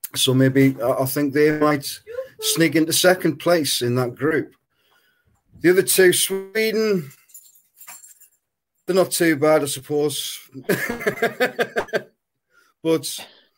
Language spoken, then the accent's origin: English; England, United Kingdom; obviously being English